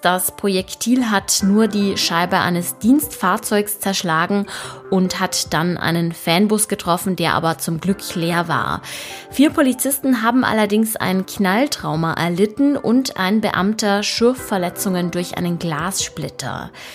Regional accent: Germany; bei uns in Deutschland

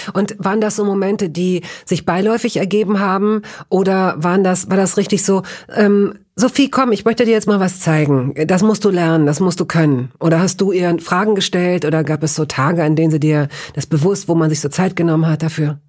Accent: Northern Germany, Germany; tatsächlich bin ich eher in Norddeutschland groß geworden

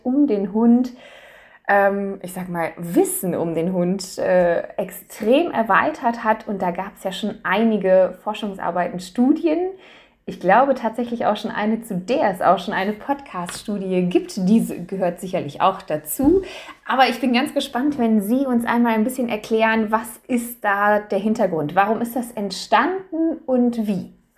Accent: Germany; bei uns in Deutschland

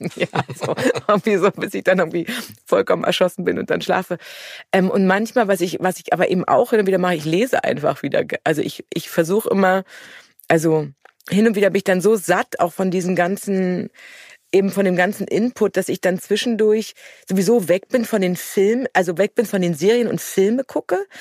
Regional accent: Germany; als Deutsche

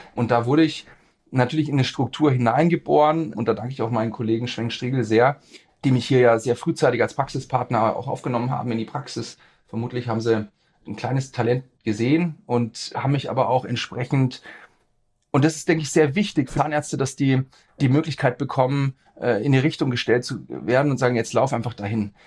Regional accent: Erlangen, Bavaria, Germany; also born or lived in Nuremberg; bin geboren in Erlangen, äh, bin dort zur Schule gegangen, habe da auch studiert

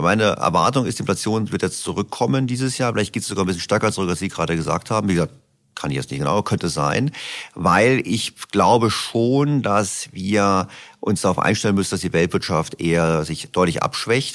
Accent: Berlin, Germany; ich komme aus Berlin

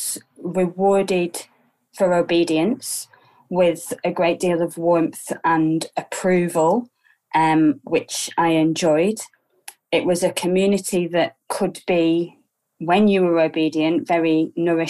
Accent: Preston, North West England, United Kingdom; also born or lived in Cambridge; I was born in Preston in the early 80s. Very ordinary working class family.

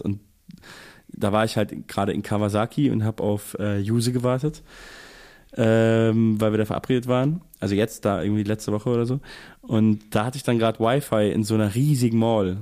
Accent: Germany; als Deutscher

